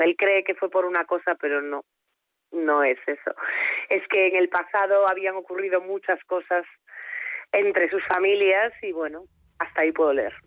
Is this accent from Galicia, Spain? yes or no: yes; Foz, Galicia, Spain; mi pueblo, que es Foz, es un pueblo de la, de la costa de Lugo